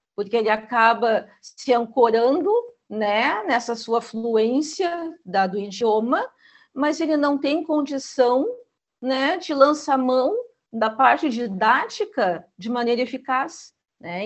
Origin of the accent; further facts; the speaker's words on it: Gaúcha, Rio Grande do Sul, Brazil; Eu sou gaúcha, eu tenho meu sotaque